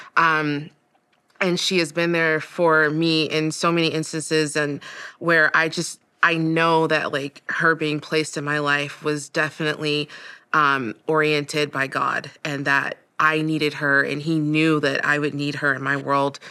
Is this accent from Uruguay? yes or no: yes; Montevideo, Uruguay; moved away; I'm originally from Montevideo, Uruguay